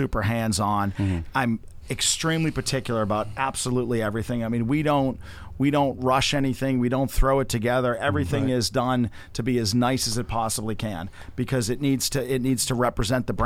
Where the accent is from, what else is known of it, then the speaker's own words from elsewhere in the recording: Northeast, United States; moved away as an adult; also born or lived in Boston area / Orlando, Florida; now in Melbourne, United States; I'm from the Northeast, so it's a little more of a, you know, type A, aggressive, jump on it, get it done type of mentality.